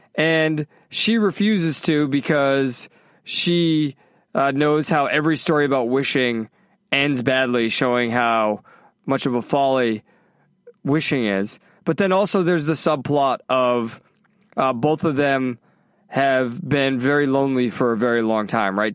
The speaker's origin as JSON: {"language": "English", "country": "United States", "said": "I'm fucking American"}